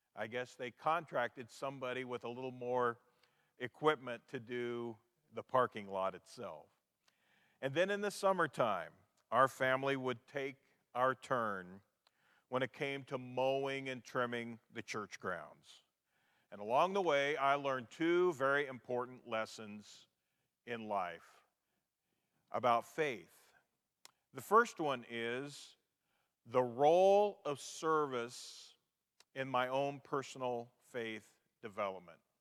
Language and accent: English; Garnett, Kansas, United States; moved away; the building at 2nd and Walnut Streets in my hometown of Garnett, Kansas